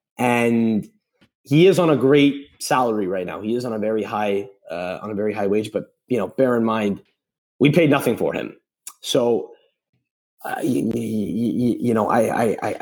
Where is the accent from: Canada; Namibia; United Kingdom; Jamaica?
Canada; Montreal, Quebec; I'm from Montreal